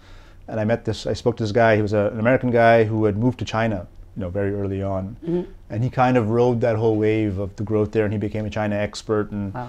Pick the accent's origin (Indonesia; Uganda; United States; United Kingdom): United Kingdom; London; born there; also born or lived in Africa / Europe / Middle East / North America; Yeah, so family's from Bangladesh, mm-hmm. But because my dad was working abroad, I was born in London, and then we lived in Africa, Europe, the Middle East, North America.